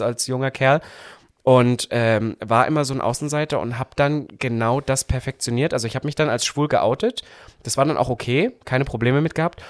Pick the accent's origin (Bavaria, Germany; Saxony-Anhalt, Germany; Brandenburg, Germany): Saxony-Anhalt, Germany; moved away; da, wo ich herkomme aus Sachsen-Anhalt, da hat sich halt, muss ich so sagen, bis heute halt nicht viel verändert. Das heißt, ich habe eigentlich ähm, mein Upbringing war eigentlich sehr bescheiden.